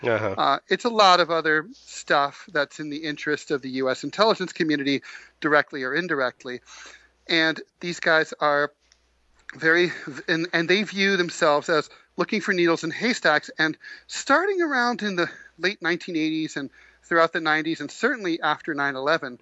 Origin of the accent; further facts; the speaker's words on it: Dayton, Ohio, United States; now in New York, United States; I grew up in Dayton, Ohio